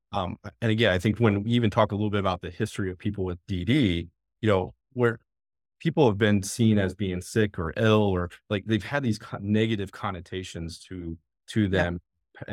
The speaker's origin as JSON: {"language": "English", "town": "Findlay", "region": "Ohio", "country": "United States", "moved": "yes", "lives_now": "Fairfield County, Ohio, United States", "said": "I'm actually from the northwest part of Ohio, kind of that Findlay area, about an hour south of Toledo"}